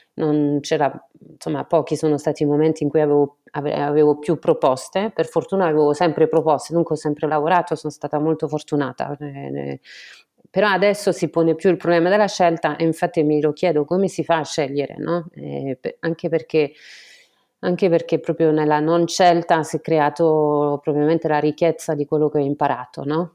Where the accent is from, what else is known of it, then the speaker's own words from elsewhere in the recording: France; Italian is a second language; moved away as an adult; also born or lived in Florence, Italy; now in Italy; sono francese, completamente francese, sono venuta in Italia a Firenze per fare un dottorato di econometria